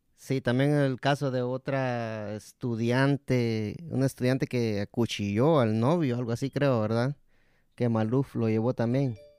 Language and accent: Spanish; Guatemala; yo soy de Guatemala también.